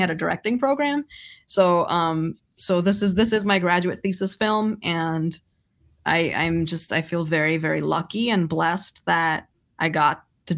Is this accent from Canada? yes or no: no; Saudi Arabia; also born or lived in India; So I grew up in Saudi Arabia, which I'm originally from India. I was born in India, and then I wasn't even 2 weeks old, and my family decided to move to Saudi Arabia